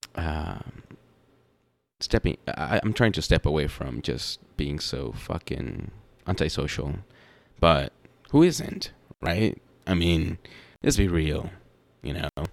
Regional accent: the South, United States; I'm from the South, or I'm here in the South

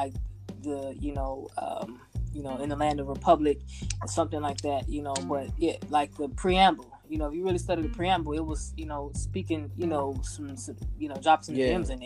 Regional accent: Chicago, Illinois, United States; I'm from Chicago

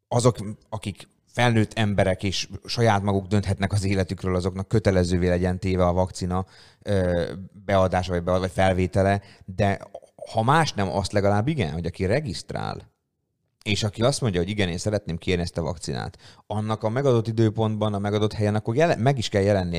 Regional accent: Hungary; magyar emberek vagyunk

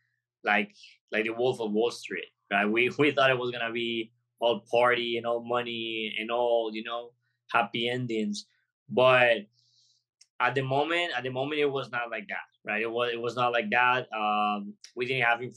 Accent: Golfito, Puntarenas, Costa Rica; moved away as an adult; I come from college, from a little town in Costa Rica called Golfito in the border with Panama. So I moved out of my hometown to come to the city

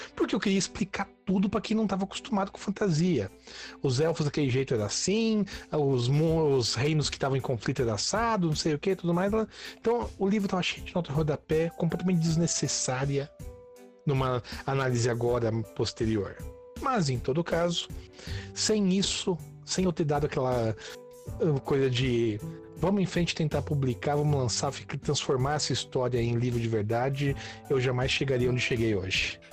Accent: Santo André, São Paulo, Brazil; eu sou de Santo André, na Grande São Paulo, nascido e crescido aqui

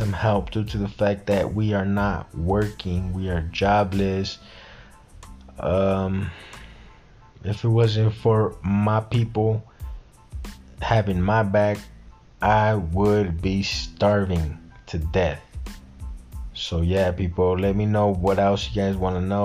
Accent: Mexico; I'm from Mexico

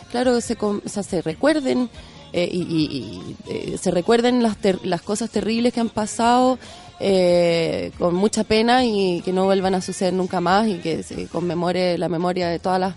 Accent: France; born there; also born or lived in Chile; yo nací en Francia también y teníamos en mi casa como otra

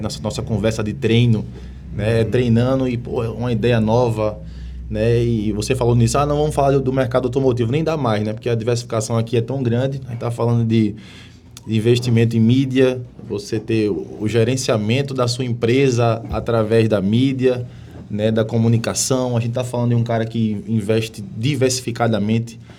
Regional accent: Pernambuco, Brazil; moved away as an adult; now in Manaus, Brazil; eu sou pernambucano, mas estou aqui em Manaus há 12 anos

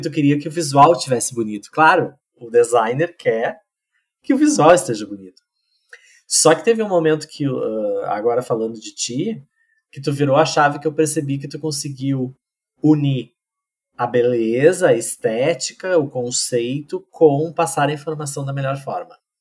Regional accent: Pantano Grande, Rio Grande do Sul, Brazil; moved away as an adult; also born or lived in Santa Cruz do Sul / São Paulo; now in Porto Alegre, Brazil; Eu sou de Pantano Grande, que é uma cidade do interior do Rio Grande do Sul

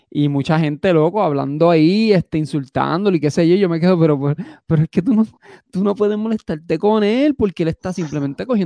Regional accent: Puerto Rico; moved away; tengo casa todavía allí y yo no pienso venderla, yo pienso comprar casa ahí otra vez.

